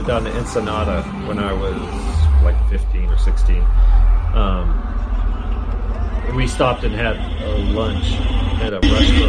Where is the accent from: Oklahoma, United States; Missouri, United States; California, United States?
California, United States; Southern; moved away; when I lived growing up in Southern California